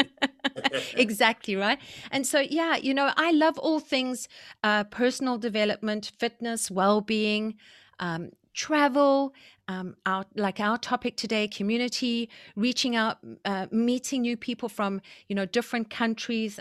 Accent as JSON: {"language": "English", "country": "South Africa", "tie": "born or raised there", "also_born_or_lived": "Zimbabwe", "moved": "yes", "lives_now": "Vancouver, Canada", "said": "I was born in South Africa, And I was raised in South Africa and Zimbabwe"}